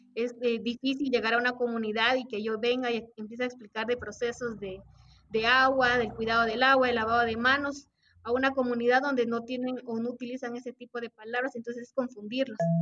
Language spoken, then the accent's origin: Spanish; Tumaco, Nariño, Colombia; soy de Tumaco, de una zona rural llamada Inguapí